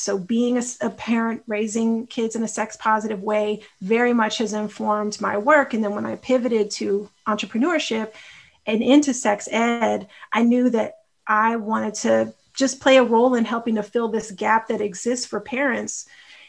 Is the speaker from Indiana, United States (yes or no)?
no; Austin, Texas, United States; also born or lived in Chicago, Illinois / Houston, Texas; I live in Austin, Texas, born in Chicago, and my heart is in Chicago, is how I always feel it and frame it. And I grew up in Austin